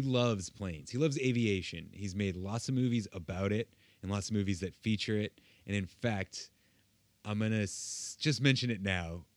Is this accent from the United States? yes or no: yes; United States; I am an American